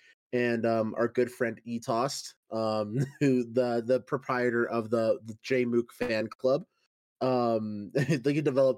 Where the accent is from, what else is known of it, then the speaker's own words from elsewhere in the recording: Texas, United States; I'm from the Midwest. I'm also originally from Texas.